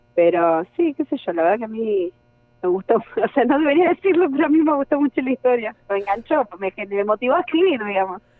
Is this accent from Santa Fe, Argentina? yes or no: yes; Rosario, Santa Fe, Argentina; soy rosarina